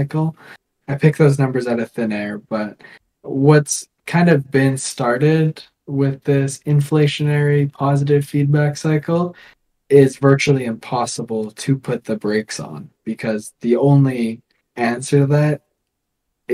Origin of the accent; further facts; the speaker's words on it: Canada; we're Canadian. We're just the little neighbor up north.